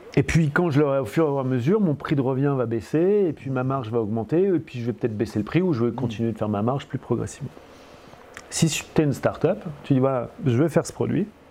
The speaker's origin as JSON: {"language": "French", "country": "France", "accent": "French", "said": "j'ai accent français et je parle je suis français"}